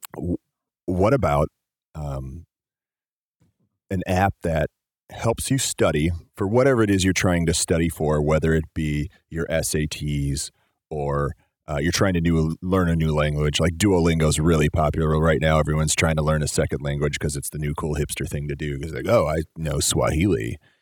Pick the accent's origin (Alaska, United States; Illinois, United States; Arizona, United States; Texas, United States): Illinois, United States; Chicago; so I grew up in Chicago